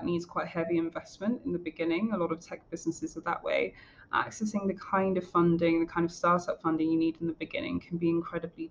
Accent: London, United Kingdom; a Black woman from a working class background in London

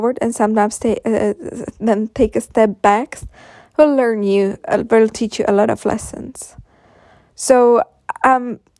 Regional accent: Czechia; English is a second language; I will make future podcasts in Czech as well, because I'm coming from Czech Republic

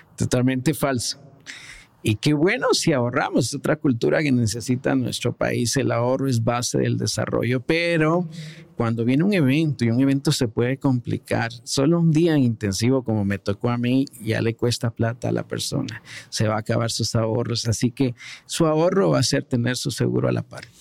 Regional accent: Guatemala; como guatemaltecos que somos bien solidarios

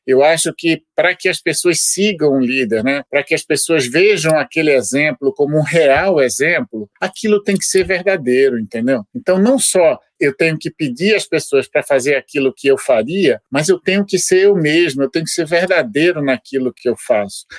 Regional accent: Recife, Pernambuco, Brazil; moved away; eu sou pernambucano, recifense

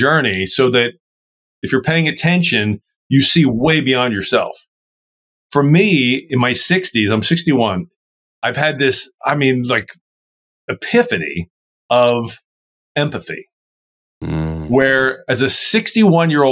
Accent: Baltimore, Maryland, United States; I grew up in Baltimore, Maryland, East Coast

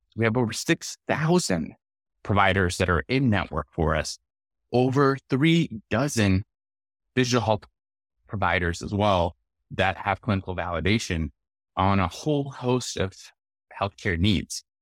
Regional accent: Lahore, Punjab, Pakistan; also born or lived in Arkansas, United States; now in United States; I was born and raised in Lahore, Pakistan

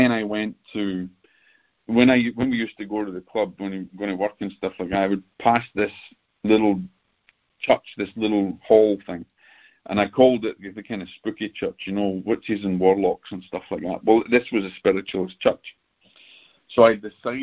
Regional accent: Scotland, United Kingdom; being the Scotsman

